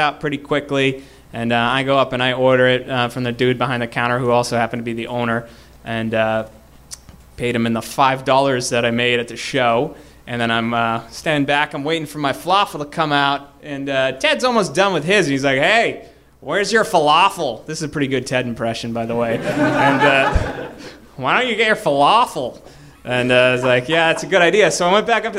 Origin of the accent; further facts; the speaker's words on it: Boston, Massachusetts, United States; I'm from Boston